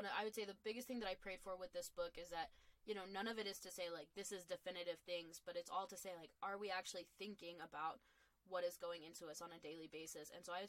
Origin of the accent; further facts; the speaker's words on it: the South, United States; and kind of growing up in the Bible Belt and everything like